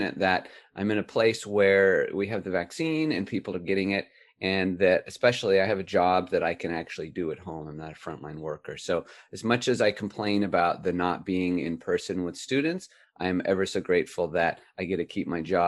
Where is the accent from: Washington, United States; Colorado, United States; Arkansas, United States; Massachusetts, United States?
Washington, United States; Puget Sound region; moved away; I grew up in a fairly rural county in the Puget Sound region of my home state of Washington